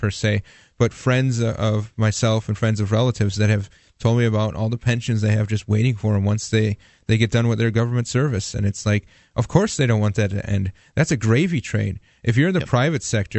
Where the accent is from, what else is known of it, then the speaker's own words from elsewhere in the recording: Milwaukee, Wisconsin, United States; now in New Hampshire, United States; Yes, I'm from Wisconsin. I'm from Milwaukee originally.